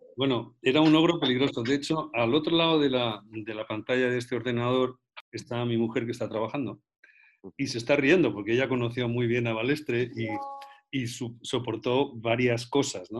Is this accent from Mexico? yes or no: no; Spain; also born or lived in Madrid; los españoles